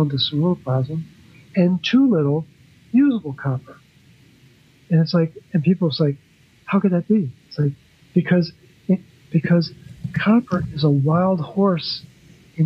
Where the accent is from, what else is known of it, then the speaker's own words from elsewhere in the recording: Baltimore, Maryland, United States; I'm from Baltimore, and my son calls me …